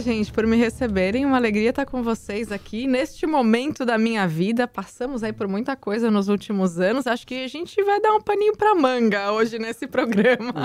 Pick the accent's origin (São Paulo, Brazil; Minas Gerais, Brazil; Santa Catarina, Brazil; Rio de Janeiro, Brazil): São Paulo, Brazil; Santos; Eu, eu moro em Santos, eu nasci em Santos.